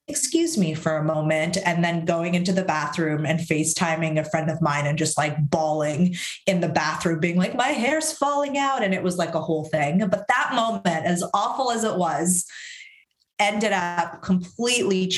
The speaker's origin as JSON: {"language": "English", "country": "Syria", "tie": "born or raised there", "also_born_or_lived": "Canada", "moved": "yes", "lives_now": "France", "said": "I was born in Syria. I immigrated to Canada"}